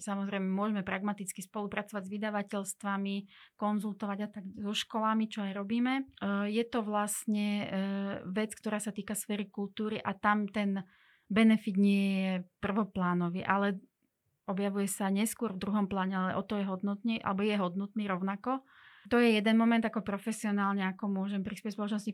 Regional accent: Slovakia; first language Hungarian and Russian; Slovak is a second language; ja som Slovenka voľbou

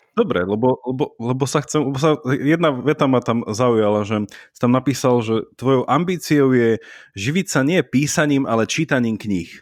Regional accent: Slovakia; moved away as an adult; also born or lived in Italy; ja som odišiel zo Slovenska študovať na výšku do Talianska

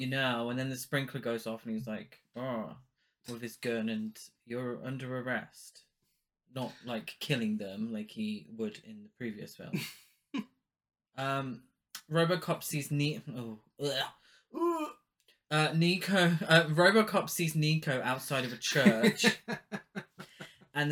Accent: United Kingdom; I'm British too

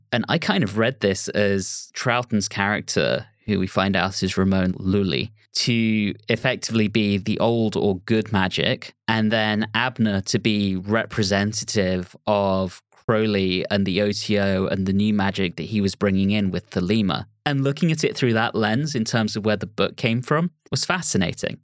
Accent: England, United Kingdom; also born or lived in Berkshire; I'm English

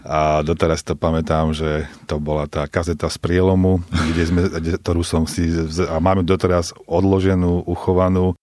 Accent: Dolné Vestenice, Trenčín Region, Slovakia; sme dvaja bratia z Dolných Vesteníc pri Partizánskom alebo pri Prievidzi

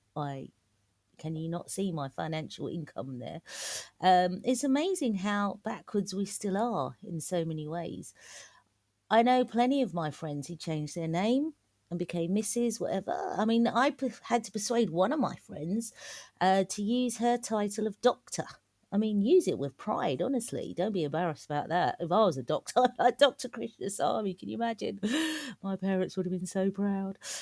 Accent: London, United Kingdom; also born or lived in Malaysia; I'm from East London. Um, I'm from Manor Park

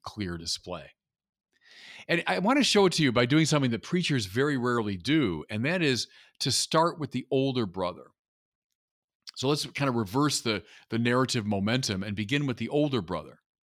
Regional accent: United States; as an American

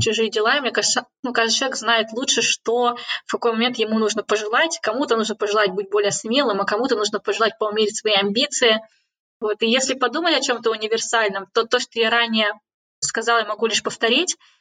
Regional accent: Kazakhstan; moved away as an adult; now in Cambridge, United Kingdom; я уехала из Казахстана

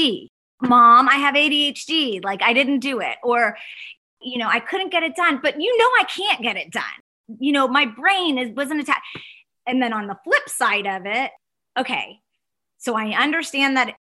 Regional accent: Dallas, Texas, United States; I am from Dallas. I live in Dallas, Texas

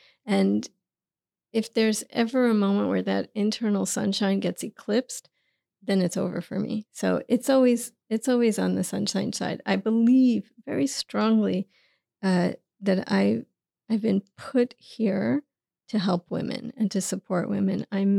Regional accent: New York City, New York, United States; I grew up in Queens, and my father was a New York City taxi driver, checker cab. My mother was a cashier.

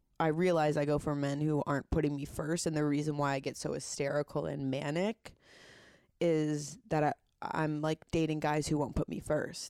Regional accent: Hartford, Connecticut, United States; I'm from Hartford, Connecticut. My mom raised us in Farmington. My dad raised us from Plainville.

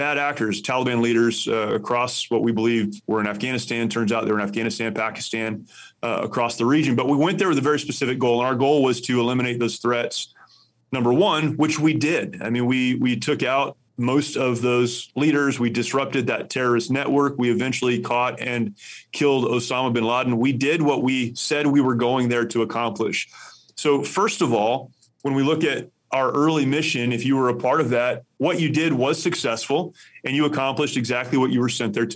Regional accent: United States; As an American

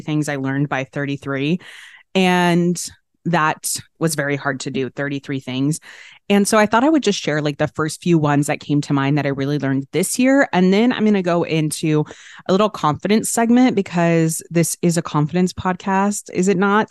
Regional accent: Arlington, Texas, United States; I grew up in Arlington, Texas, outside of Dallas.

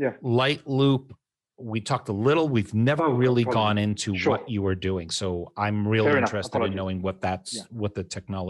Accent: United States; moved away as an adult; also born or lived in Hong Kong / Luxembourg; having lived outside of the United States as an American

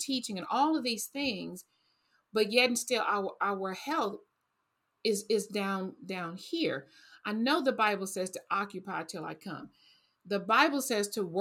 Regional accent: Texas, United States; I grew up on fried, I'm from Texas

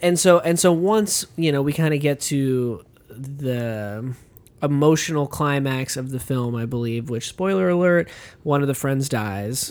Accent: United States; an American moviegoer

